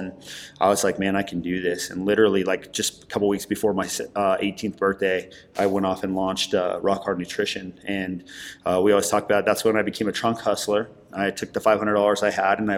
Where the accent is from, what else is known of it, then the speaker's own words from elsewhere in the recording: Denver, Colorado, United States; I grew up here in Denver.